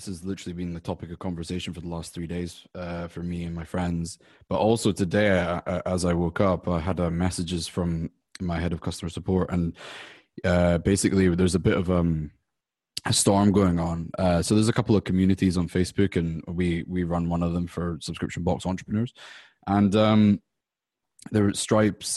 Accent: Scotland, United Kingdom; now in United States; I'm from the UK, I'm from Scotland

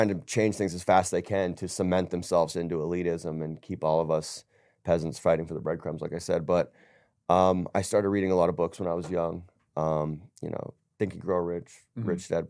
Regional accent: Montana, United States; also born or lived in Phoenix / Las Vegas / Los Angeles / Orange County; I was born and raised in the West, right?

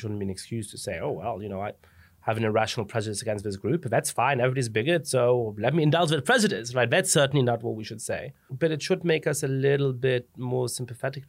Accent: Germany; moved away as an adult; also born or lived in England / Italy / France; now in United States; I ended up growing up in Germany

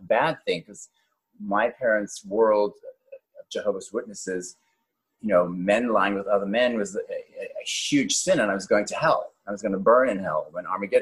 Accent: Cape Town, Western Cape, South Africa; moved away; also born or lived in Johannesburg, South Africa; I was born in Johannesburg, South Africa, and I grew up in Cape Town, and then I went back to Johannesburg to finish my high school.

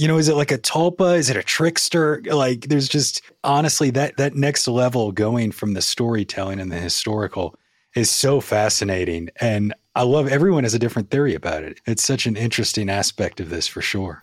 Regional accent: New Orleans, Louisiana, United States; moved away as an adult; now in Tennessee, United States; I was born and raised in New Orleans

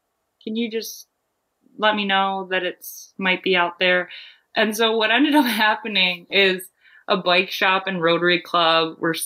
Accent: Maine, United States; Maine was, an easy thing to choose because it's my home state

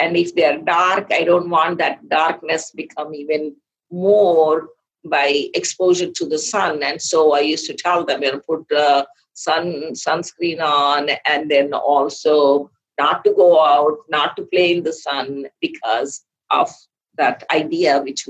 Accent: Laredo, Texas, United States; I'm from Laredo, Texas

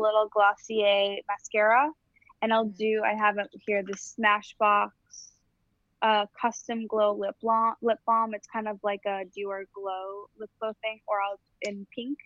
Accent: Illinois, United States; I'm from Illinois

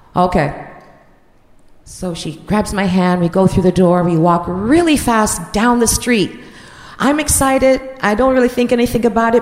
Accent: Jamaica; moved away; I'm from Jamaica and I'm 16

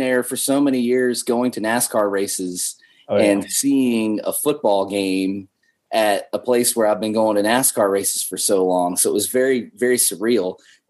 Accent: Salem, Virginia, United States; the Salem Red Sox here in my hometown.

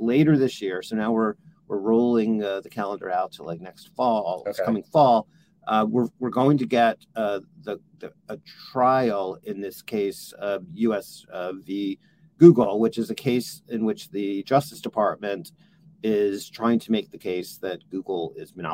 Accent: California, United States; my home state in California

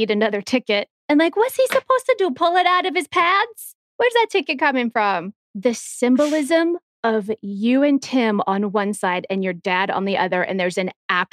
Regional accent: Texas, United States; I went to one of the biggest high schools in the state of Texas

